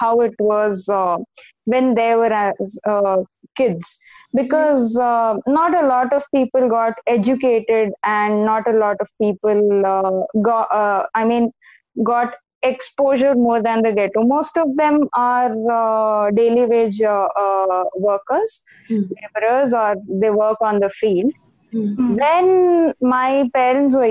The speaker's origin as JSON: {"language": "English", "town": "Nazira", "region": "Assam", "country": "India", "tie": "born or raised there", "said": "I actually grew up in Assam. I grew up in Nazira."}